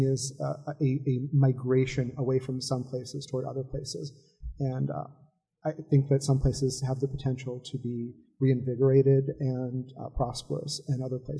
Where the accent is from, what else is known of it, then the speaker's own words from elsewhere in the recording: Los Angeles, California, United States; also born or lived in New Jersey; I grew up partly in Los Angeles and partly in New Jersey.